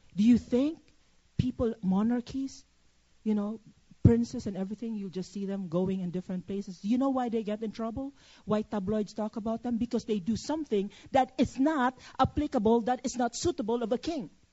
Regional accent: Philippines; now in United States; I'm a Filipino citizen

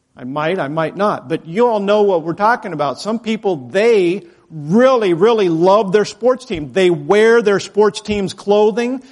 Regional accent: Idaho, United States; moved away; I'm from Idaho

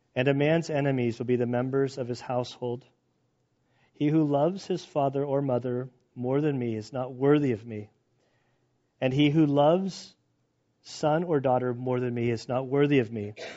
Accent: United States; as an American

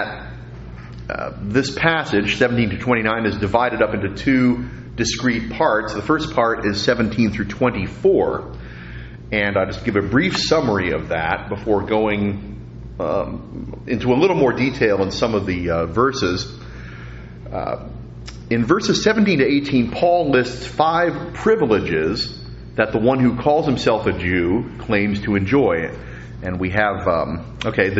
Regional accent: New York, United States; moved away; I'm always going to be a New Yorker because I was born in New York.

